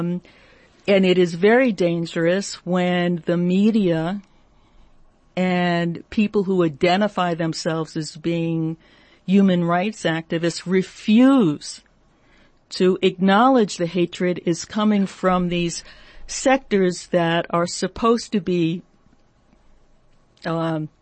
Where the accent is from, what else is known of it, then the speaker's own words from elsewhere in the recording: United States; I'm American